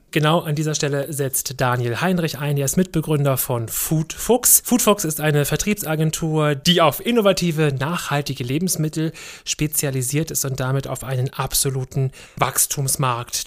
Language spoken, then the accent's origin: German; Germany; bei uns in Deutschland